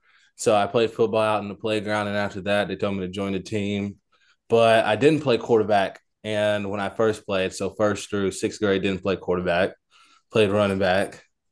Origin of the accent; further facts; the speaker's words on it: Morrilton, Arkansas, United States; also born or lived in Conway; Always lived in Morrilton. Lived in Conway. So I stayed in Conway, but went to school in Morrilton.